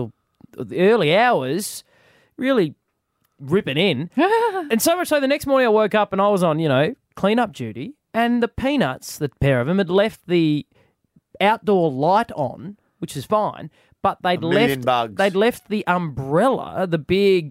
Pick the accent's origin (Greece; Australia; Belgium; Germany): Australia; Adelaide, South Australia; when I was growing up in Adelaide